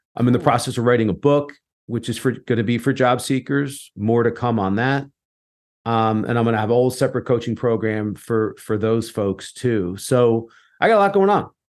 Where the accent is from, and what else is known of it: United States